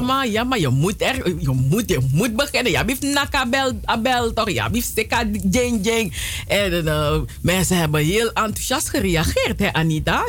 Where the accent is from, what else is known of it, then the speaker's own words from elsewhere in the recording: Suriname; now in Netherlands; ik kom uit Suriname